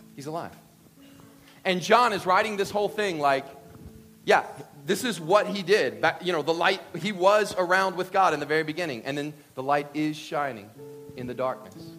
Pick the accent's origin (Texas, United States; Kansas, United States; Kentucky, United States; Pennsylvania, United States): Kentucky, United States; I'm from Kentucky